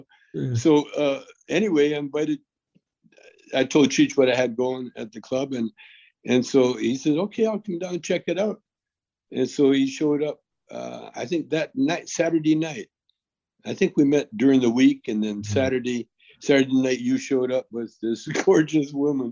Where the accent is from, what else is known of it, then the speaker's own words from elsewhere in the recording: Canada; I'm Canadian